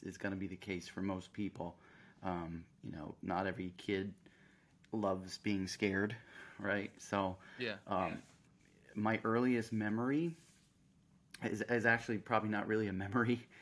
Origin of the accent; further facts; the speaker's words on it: Central Florida, United States; I grew up in Central Florida